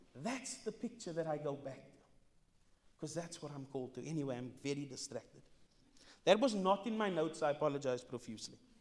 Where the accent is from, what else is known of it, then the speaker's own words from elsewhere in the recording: Cape Town, Western Cape, South Africa; I'm not from here. I'm from Mitchell's Plain